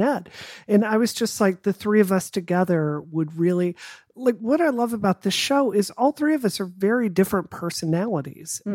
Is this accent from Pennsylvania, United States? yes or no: no; Mississippi, United States; I grew up in Mississippi